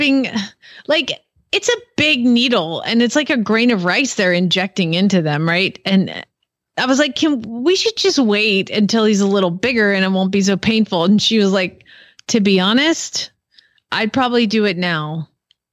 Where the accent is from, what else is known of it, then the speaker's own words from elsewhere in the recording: Georgia, United States; also born or lived in Kentucky / Ohio / Arizona; now in Oklahoma, United States; I grew up in Georgia. I lived in Kentucky. I lived in Ohio. And then I lived in Arizona